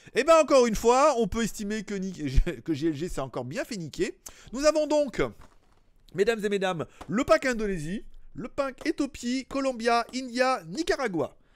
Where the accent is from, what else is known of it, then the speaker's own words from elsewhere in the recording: France; moved away as an adult; also born or lived in Shenzhen; now in Asia; à la base je suis français